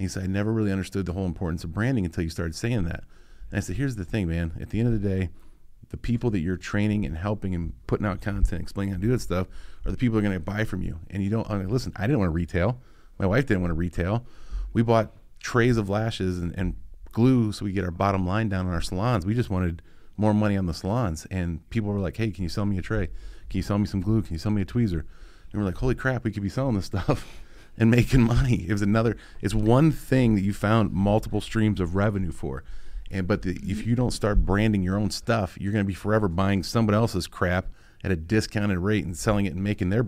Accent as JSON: {"language": "English", "region": "Ohio", "country": "United States", "said": "I'm from Ohio. I can't count."}